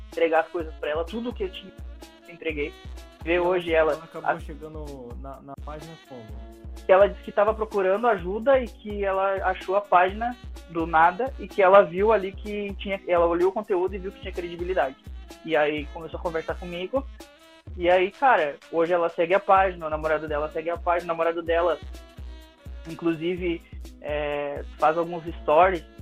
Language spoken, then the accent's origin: Portuguese; Santa Maria, Rio Grande do Sul, Brazil; É, eu sou aqui de Santa Maria